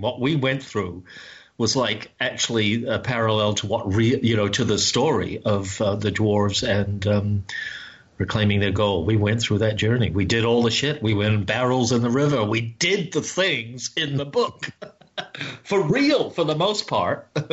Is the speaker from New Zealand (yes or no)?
yes; New Zealand; for me as a New Zealander